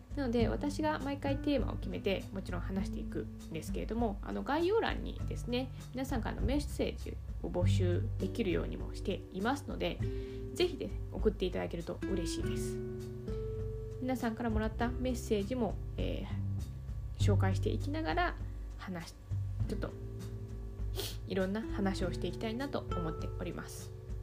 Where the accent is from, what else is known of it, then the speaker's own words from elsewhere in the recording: Yamanashi, Japan; moved away as an adult; also born or lived in Kanagawa; now in Tokyo, Japan; 山梨県出身でして